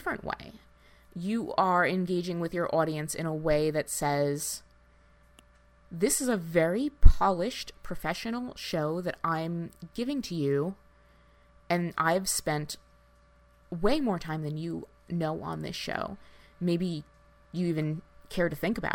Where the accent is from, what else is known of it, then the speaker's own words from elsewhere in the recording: New Jersey, United States; I grew up in North Jersey in the, you know, late 90s, early 2000s.